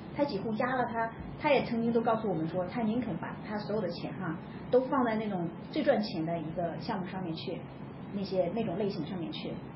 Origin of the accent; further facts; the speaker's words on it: China; 我们中国人都这么想的